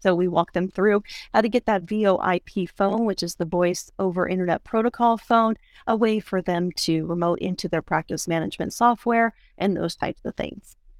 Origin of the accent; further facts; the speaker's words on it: East Coast, United States; moved away; I am originally from the East Coast